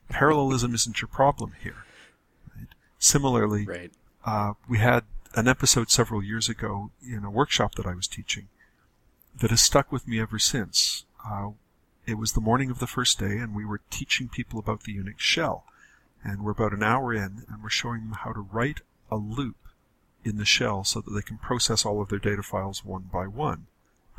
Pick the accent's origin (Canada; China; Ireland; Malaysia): Canada; I'm a Canadian